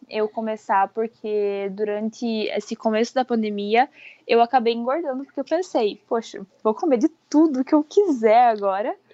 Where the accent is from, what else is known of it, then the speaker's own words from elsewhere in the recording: Francisco Beltrão, Paraná, Brazil; now in Brusque, Brazil; Não, fica lá no interior do Paraná. É uma cidade pequena.